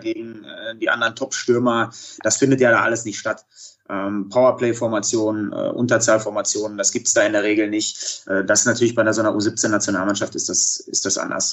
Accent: Dortmund, North Rhine-Westphalia, Germany; also born or lived in Iserlohn; angefangen in, in Dortmund damals, äh, bin gebürtiger Dortmunder

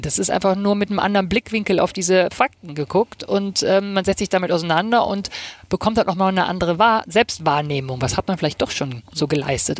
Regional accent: Rhineland, Germany; now in Hamburg, Germany; Ich komme ähm, aus dem Rheinland, äh, hört man ja auch immer noch

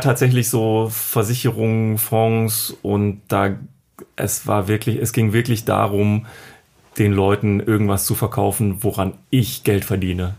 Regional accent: Düsseldorf, North Rhine-Westphalia, Germany; ich komme aus Düsseldorf

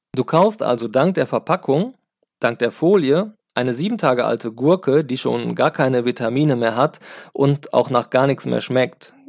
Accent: Sauerland, North Rhine-Westphalia, Germany; now in Cologne, Germany; ich stamme ja aus dem Sauerland

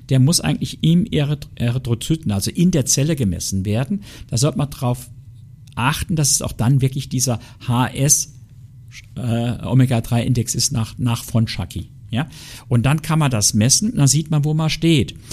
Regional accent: Saarland, Germany; Also ich sage Ihnen ganz ehrlich, ich bin ein echter Saarländer und ein Saarländer isst ab und zu ein Stück Diona.

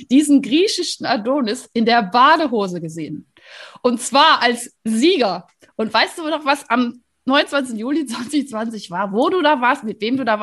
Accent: Rhineland, Germany; So, weil wir sind nämlich beide aus dem Rheinland, ne?

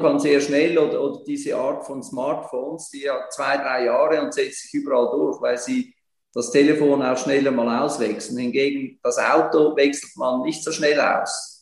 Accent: Switzerland; bei uns in der Schweiz

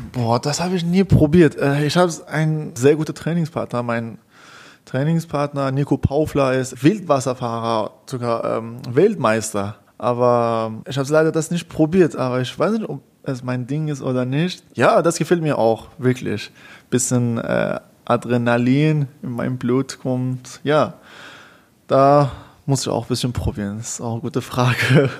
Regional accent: Iran; German is a second language; moved away as an adult; also born or lived in Tehran; now in Karlsruhe, Germany; in meinem Staat, in meinem Heimat, in Iran

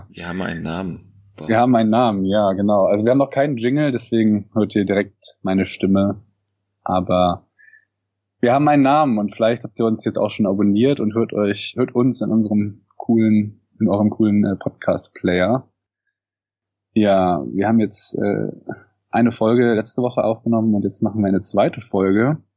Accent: Cologne, North Rhine-Westphalia, Germany; ich bin wie gesagt 30. Genau. Ich komme auch aus dem Kölner Raum. Ich komme sogar aus Köln.

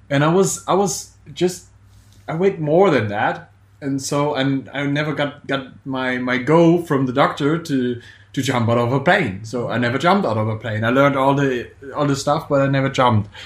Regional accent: Germany; I'm from Germany actually

